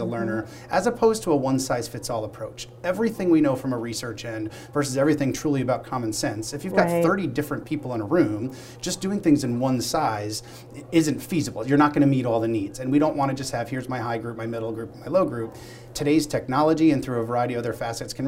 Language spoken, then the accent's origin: English; Pennsylvania, United States; to be here in my home state of Pennsylvania